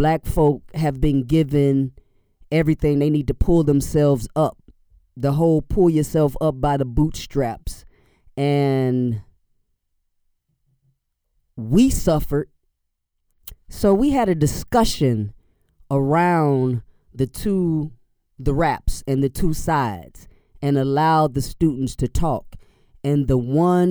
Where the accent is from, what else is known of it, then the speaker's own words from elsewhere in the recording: Chicago, Illinois, United States; I'm from Inglewood, which is a few neighborhoods east of them.